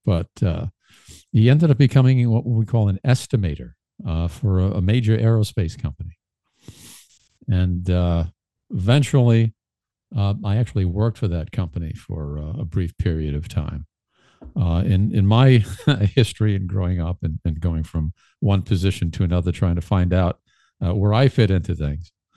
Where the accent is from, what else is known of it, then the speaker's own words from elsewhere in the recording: New York City, New York, United States; growing up in Brooklyn, uh, growing and raised